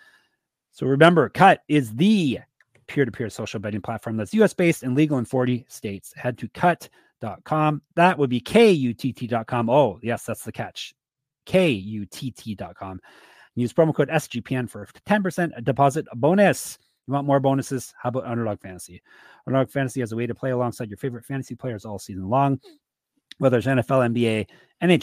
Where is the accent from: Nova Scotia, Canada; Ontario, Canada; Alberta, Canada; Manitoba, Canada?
Ontario, Canada; Toronto; my hometown team, Gumby